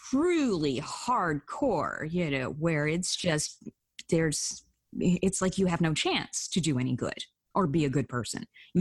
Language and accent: English; Alabama, United States; I grew up in Alabama.